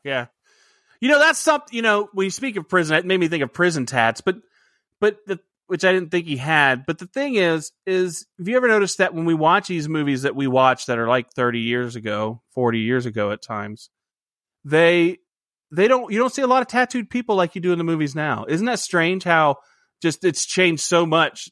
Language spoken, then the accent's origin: English; Ohio, United States; also born or lived in California; I was born in California, but I lived most of my life in Ohio